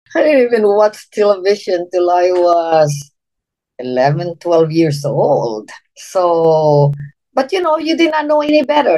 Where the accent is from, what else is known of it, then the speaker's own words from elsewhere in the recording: Philippines; moved away as an adult; now in United States; I'm from the Philippines, born and raised. I came to the United States when I was uh, 19 years old.